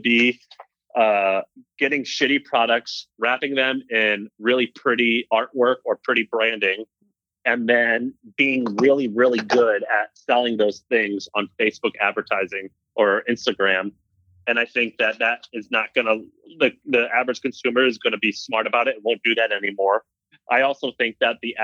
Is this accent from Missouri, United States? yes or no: yes; Missouri, United States; also born or lived in Tennessee / California; now in San Francisco, United States; I was raised in Missouri